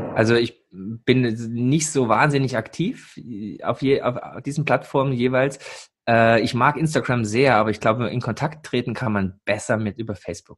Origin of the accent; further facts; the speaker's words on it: East Germany, Germany; moved away; als alter Ossi, so geboren in der DDR, aufgewachsen, dann mit 13 die Wende